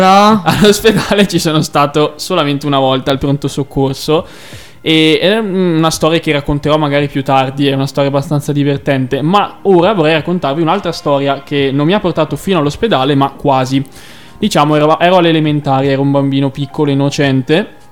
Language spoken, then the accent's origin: Italian; Valdagno, Veneto, Italy; ospedale San Lorenzo di Valdagno, carissimo ospedale che mi ha fatto nascere